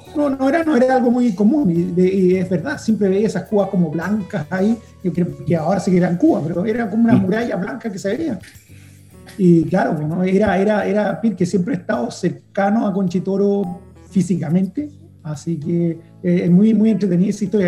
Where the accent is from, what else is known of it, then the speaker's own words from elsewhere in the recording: Chile; nosotros como chilenos